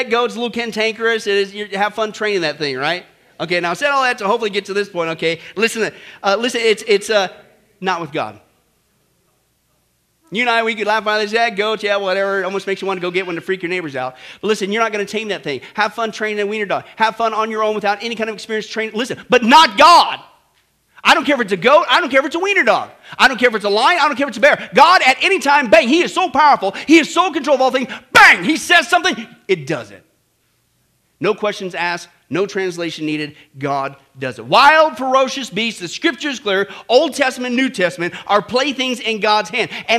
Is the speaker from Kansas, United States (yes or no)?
yes; Kansas, United States; I grew up in Kansas